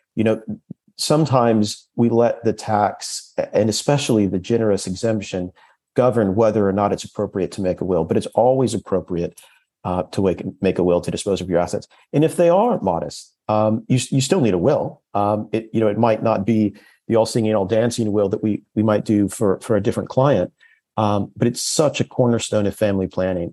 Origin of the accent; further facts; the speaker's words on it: United States; accent: very American; moved away as an adult; now in London, United Kingdom; 15 years in London. And for all that time, I still haven't lost my very American accent